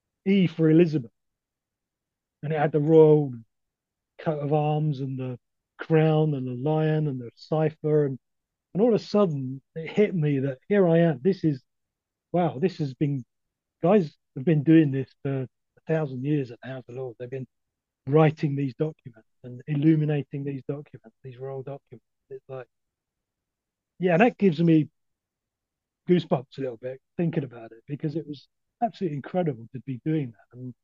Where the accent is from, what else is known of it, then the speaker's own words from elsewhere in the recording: London, United Kingdom; moved away; also born or lived in Dorset; My accent, I came from a council estate in East London